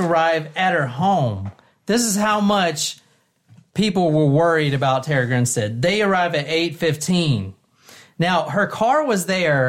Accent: Gilbert, United States; where I grew up in Gilbert

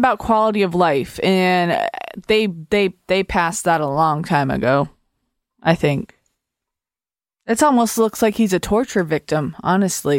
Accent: United States; I'm an American

